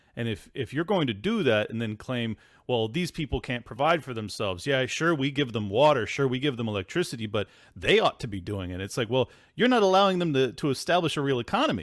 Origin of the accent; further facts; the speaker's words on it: United States; as an American man